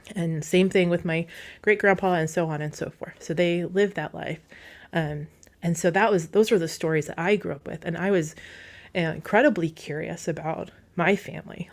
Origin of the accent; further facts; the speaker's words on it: Wasilla, Alaska, United States; I grew up like in Wasilla